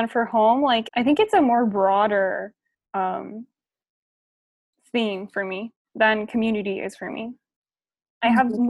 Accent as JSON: {"language": "English", "country": "Japan", "said": "I don't really have any doubt in saying that, like, I'm from Japan and Japan is my home."}